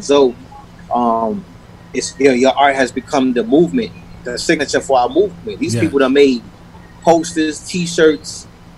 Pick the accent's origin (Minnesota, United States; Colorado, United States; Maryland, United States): Maryland, United States; Washington, D.C. area / Prince George's County; born or raised there; moved away; also born or lived in Queens, New York / Hollis, Queens